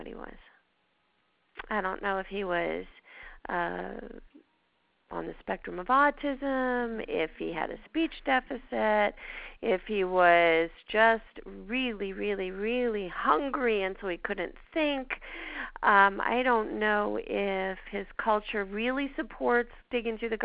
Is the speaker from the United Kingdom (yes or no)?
no; Canada; accent: Canadian; my Canadian accent